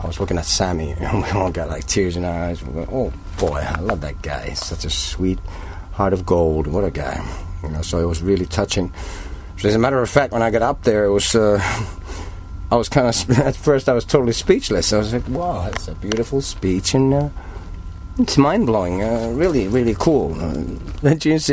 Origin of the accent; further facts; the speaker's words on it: Helsinki, Uusimaa, Finland; also born or lived in Turku; I grew up in Helsinki